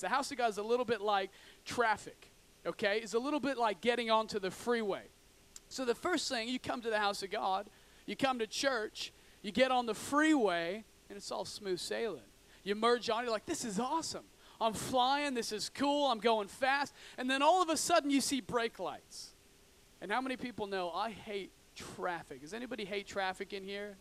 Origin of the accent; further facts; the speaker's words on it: Oregon, United States; I grew up in Oregon, in, in the backwoods of Oregon